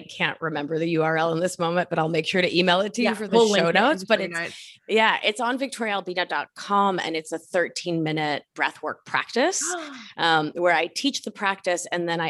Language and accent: English; United States; I am not from India. I am Argentine American. This is not the work of my culture.